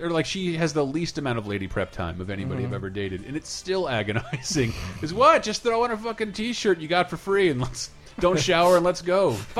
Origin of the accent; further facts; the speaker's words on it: Alabama, United States; I'm from here. I am from Alabama. I grew up on Jesus and the Crimson Tide.